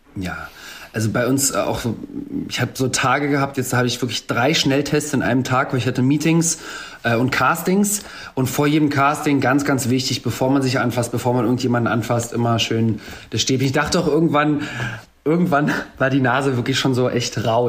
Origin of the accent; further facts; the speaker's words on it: Germany; ich bin zwar in Deutschland als jemand mit Migrationshintergrund aufgewachsen, aber hatte nie einen Akzent